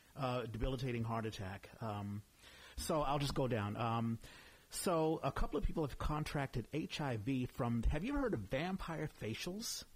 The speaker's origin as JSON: {"language": "English", "region": "East Coast", "country": "United States", "said": "I'm from the East Coast"}